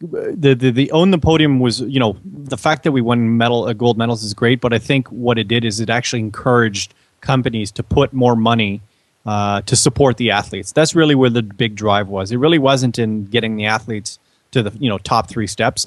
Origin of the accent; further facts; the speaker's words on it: Canada; We're Canadian